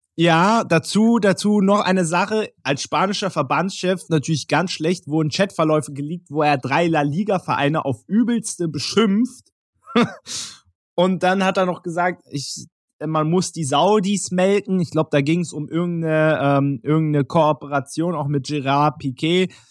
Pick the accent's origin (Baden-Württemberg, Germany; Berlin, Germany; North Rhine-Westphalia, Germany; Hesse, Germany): Berlin, Germany; als gebürtiger Berliner